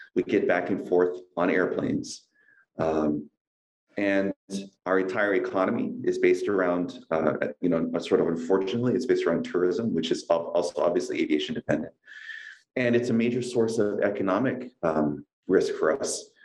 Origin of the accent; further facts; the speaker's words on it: Kaneohe, Hawaii, United States; also born or lived in Kalihi Valley; I grew up in Kaneohe